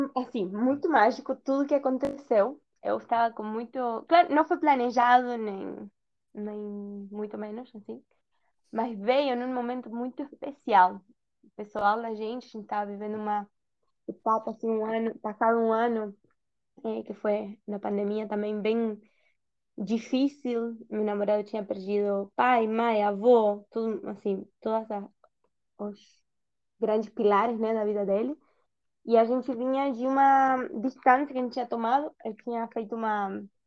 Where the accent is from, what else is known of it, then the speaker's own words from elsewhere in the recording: Buenos Aires, Argentina; Portuguese is a second language; moved away as an adult; also born or lived in Brazil; now in Algarve, Portugal; eu sou da Argentina, da Argentina, Buenos Aires.